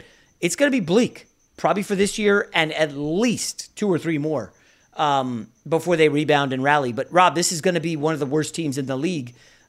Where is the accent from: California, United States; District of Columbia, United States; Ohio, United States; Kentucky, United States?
District of Columbia, United States; Washington; also born or lived in New York; I was born in New York, so I root for New York teams, but I grew up in the DC area.